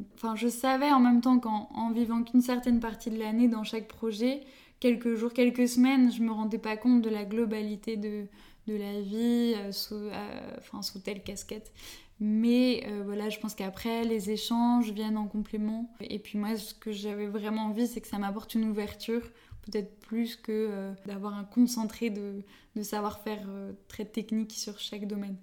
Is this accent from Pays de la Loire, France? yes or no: no; Paris region, Île-de-France, France; j'ai grandi toute euh, ma vie euh, en région parisienne.